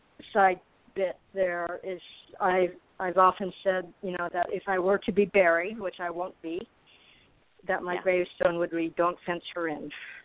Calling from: Arizona, United States; The heat of Arizona.

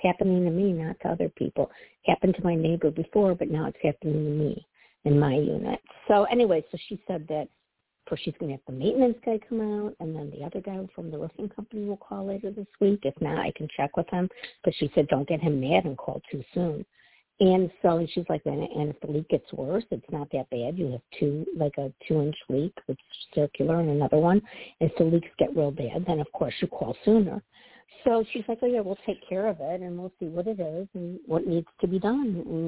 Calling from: Midwest, United States; Hi, Toni. This is … from the Midwest.

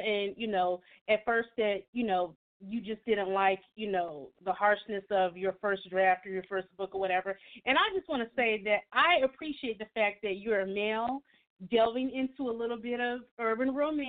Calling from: San Antonio, Texas, United States; I'm calling from San Antonio, Texas.

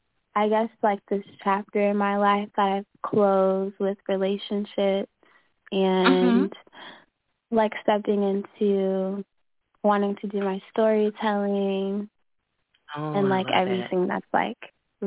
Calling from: Mexico; I'm calling from Mexico.

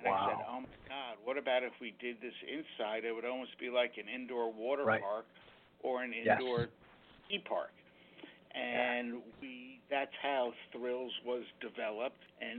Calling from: Danbury, Connecticut, United States; We are calling from Danbury, Connecticut.

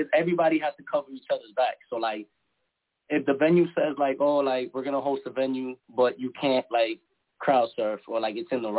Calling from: Boston, Massachusetts, United States; I'm calling from Boston.

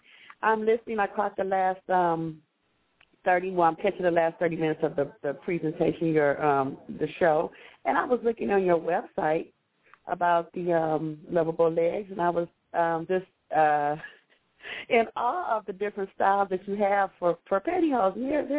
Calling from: California, United States; I'm calling from California.

